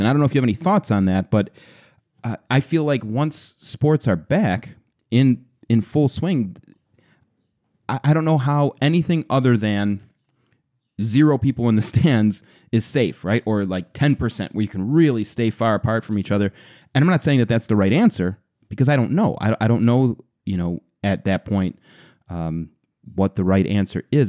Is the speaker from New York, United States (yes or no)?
yes; Buffalo, New York, United States; my hometown Buffalo Sabres